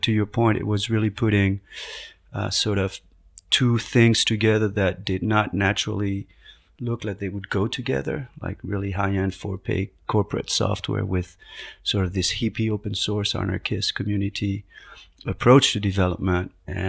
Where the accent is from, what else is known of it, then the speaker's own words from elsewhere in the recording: Paris, Île-de-France, France; moved away as an adult; also born or lived in Madrid, Spain; now in United States; I was born in Paris, France, half Spanish, half French, grew up in Madrid and Paris, did a PhD in physics, came to the United States in the early 90s to do work at MIT in physics